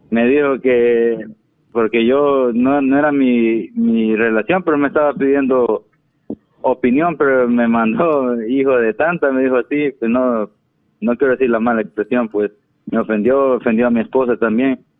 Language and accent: Spanish; Ahuachapán, El Salvador; yo, no soy de Guatemala, yo, yo soy de, El Salvador.